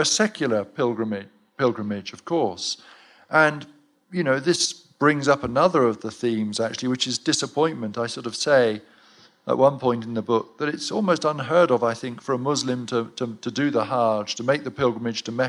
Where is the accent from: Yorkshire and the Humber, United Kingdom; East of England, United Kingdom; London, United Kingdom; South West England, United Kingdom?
South West England, United Kingdom; Cheltenham; my hometown of Cheltenham